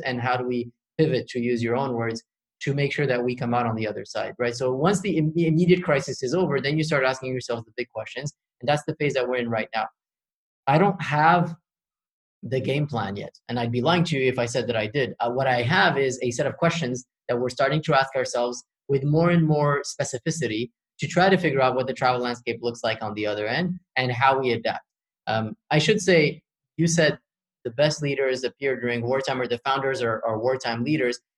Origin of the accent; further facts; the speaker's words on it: Morocco; also born or lived in Paris, France; So I was born in Paris, and when I was five, my parents decided to move back to Morocco, which is their country of origin.